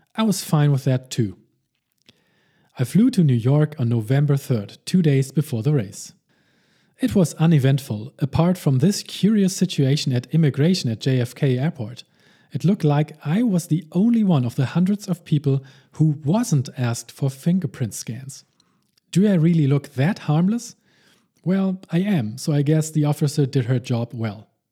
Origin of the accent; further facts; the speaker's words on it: Hamburg, Germany; also born or lived in Saarbrücken; my hometown of Hamburg, Germany